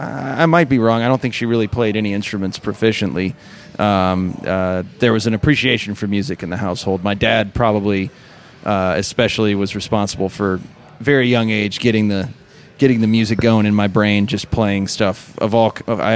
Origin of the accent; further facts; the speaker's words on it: Moscow, Russia; born there; And I was born in Moscow to a Soviet mother and an American father.